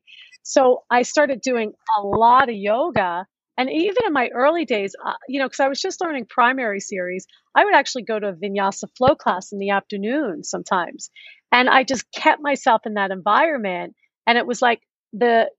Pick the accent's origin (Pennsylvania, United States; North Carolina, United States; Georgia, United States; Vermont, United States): Pennsylvania, United States; Philadelphia; also born or lived in New York City / Las Vegas; now in Los Angeles, United States; I was a city girl, I grew up in Philadelphia